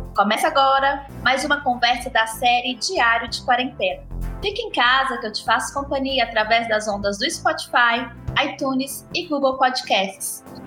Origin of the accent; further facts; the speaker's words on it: Minas Gerais, Brazil; accent: mineiro; sou eu com meu sotaque mineiro